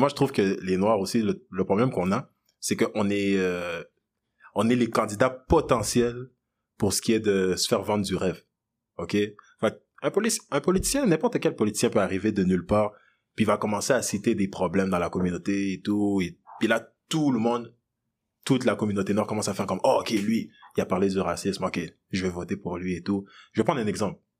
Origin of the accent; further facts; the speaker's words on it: DR Congo; now in Quebec, Canada; je suis né au Congo, je viens du Congo